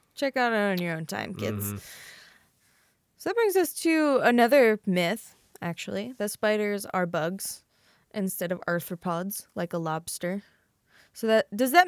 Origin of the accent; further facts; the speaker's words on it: Iowa, United States; I grew up in Midwestern Iowa